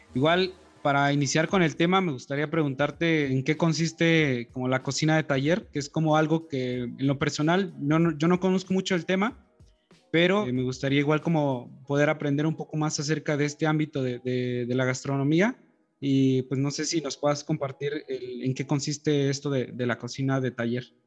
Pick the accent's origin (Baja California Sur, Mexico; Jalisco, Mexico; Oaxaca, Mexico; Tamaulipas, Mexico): Oaxaca, Mexico; Aquí en mi pueblo